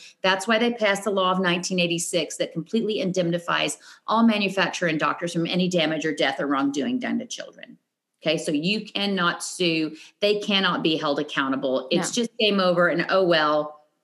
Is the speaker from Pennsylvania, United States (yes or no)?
no; Murray, Kentucky, United States; also born or lived in California; now in Tennessee, United States; I grew up in Murray, Kentucky.